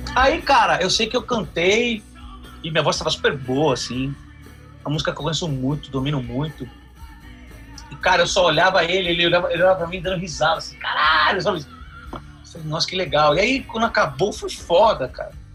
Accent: Brazil; eu sou do Brasil

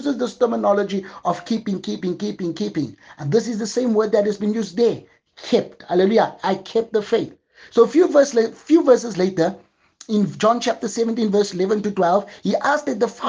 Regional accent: Johannesburg, Gauteng, South Africa; moved away as an adult; now in Cape Town, South Africa; God had to remove me from my place of birth to another city. I'm living from Johannesburg to Cape Town

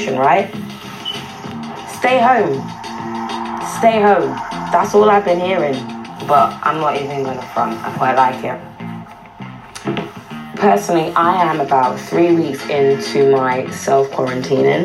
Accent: United Kingdom; born or raised there; also born or lived in West Indies (ancestry)

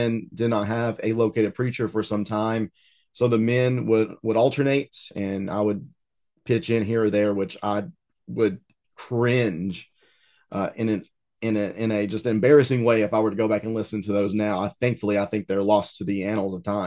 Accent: East Tennessee, United States; also born or lived in Riverside, California / Arkansas; I might be born in Southern California, but I've been raised in East Tennessee and lived here

